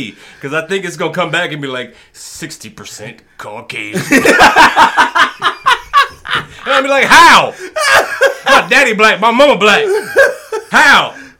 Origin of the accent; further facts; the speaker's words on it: United States; Because I like to be referred as an American. You can call me a darker-skinned American. Because that's what I am. I was born here.